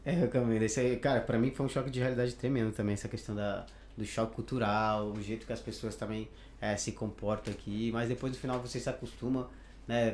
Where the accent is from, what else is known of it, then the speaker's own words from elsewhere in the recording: Pará, Brazil; moved away as an adult; also born or lived in São Paulo; now in Spain; eu sou natural do Pará, então eu faço questão de falar que sou de lá